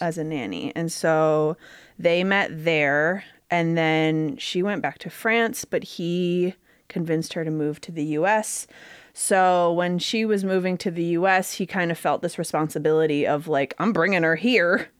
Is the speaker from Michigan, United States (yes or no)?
yes; Grosse Pointe, Michigan, United States; I was born in Grosse Pointe, Michigan.